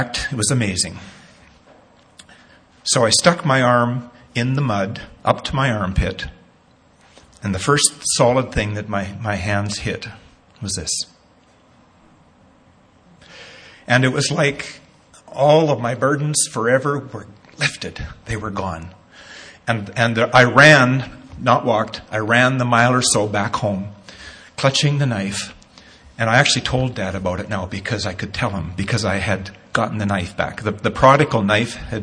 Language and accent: English; Nanton, Alberta, Canada; Growing up in Natton as a kid, a young teen, probably 13 or so, used to go down to the creek, Mosquito Creek in Natton